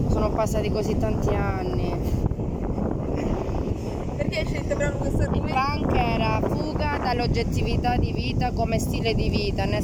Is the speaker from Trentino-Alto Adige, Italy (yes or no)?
no; Calabria, Italy